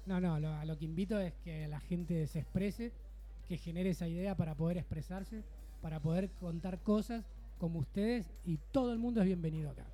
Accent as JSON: {"language": "Spanish", "town": "Bella Vista", "region": "Buenos Aires Province", "country": "Argentina", "moved": "as an adult", "lives_now": "Barcelona, Spain", "said": "yo soy de Buenos Aires, provincia de Buenos Aires, un lugar que se llama Bella Vista"}